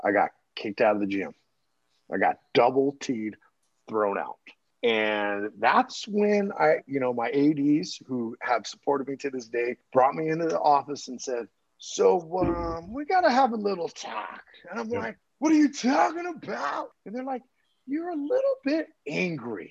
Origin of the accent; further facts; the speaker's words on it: New Mexico, United States; moved away; also born or lived in Venezuela / Argentina / Turkey / France; I grew up in New Mexico